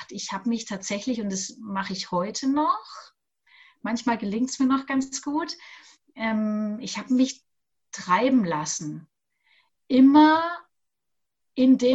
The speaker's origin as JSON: {"language": "German", "town": "Augsburg", "region": "Bavaria", "country": "Germany", "said": "ich komme aus Augsburg, saß ich neben einem Radiomoderator dort des Lokalradios."}